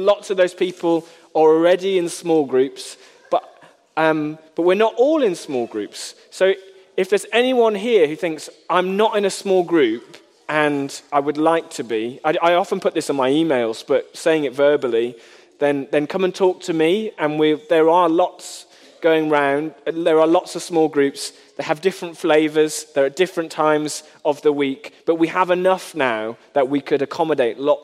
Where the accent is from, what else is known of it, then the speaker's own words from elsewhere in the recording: United Kingdom; we are British